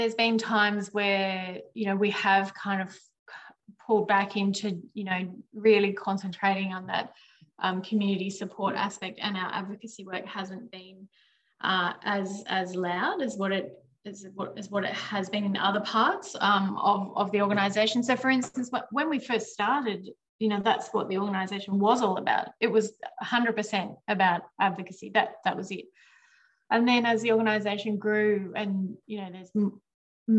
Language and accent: English; Picton, New South Wales, Australia; also born or lived in Penrith; I grew up in Picton.